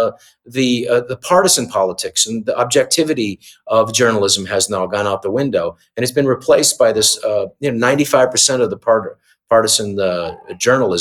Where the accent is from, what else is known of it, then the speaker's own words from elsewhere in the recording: United States; I'm an American